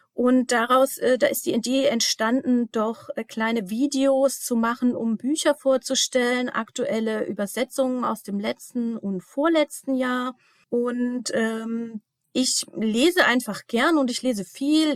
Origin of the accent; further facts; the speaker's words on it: Germany; also born or lived in Eastern Slovakia; now in Leipzig, Germany; als Deutsche